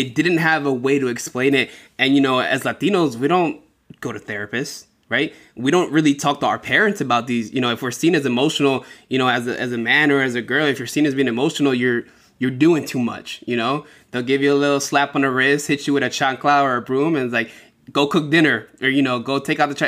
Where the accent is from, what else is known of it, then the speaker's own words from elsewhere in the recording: Philadelphia, Pennsylvania, United States; now in Seattle, United States; I'm from Philadelphia